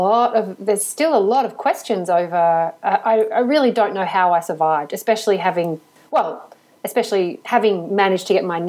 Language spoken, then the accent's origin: English; Australia; also born or lived in Paris; as an Australian